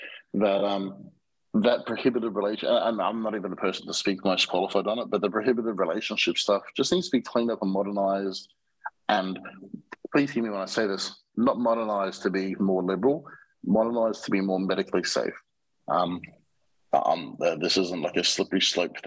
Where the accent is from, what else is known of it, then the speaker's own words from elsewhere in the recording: Australia; now in Mexico; I'm an Australian citizen